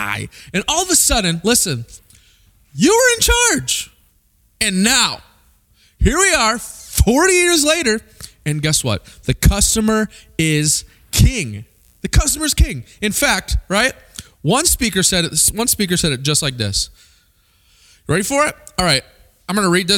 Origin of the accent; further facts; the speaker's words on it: Springfield, Missouri, United States; I grew up in Springfield, Missouri